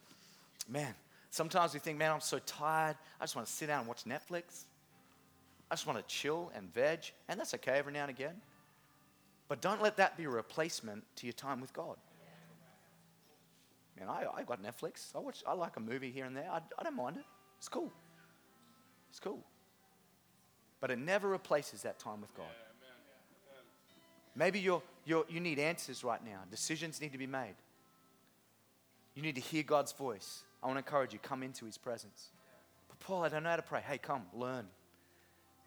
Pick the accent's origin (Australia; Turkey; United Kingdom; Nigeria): Australia; Innisfail, Queensland; I grew up in Innisfail Christian Outreach Center, now INC, Harvest Church